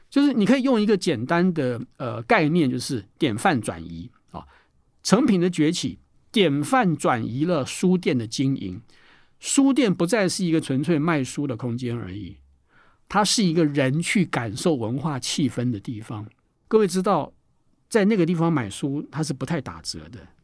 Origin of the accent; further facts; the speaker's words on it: Taiwan; 我们台湾人